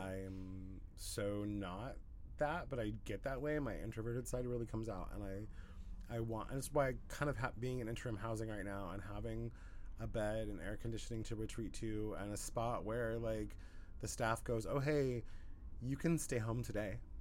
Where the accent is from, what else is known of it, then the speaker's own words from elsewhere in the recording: Southern Oregon, United States; moved away as an adult; I was in my hometown in Southern Oregon for like four years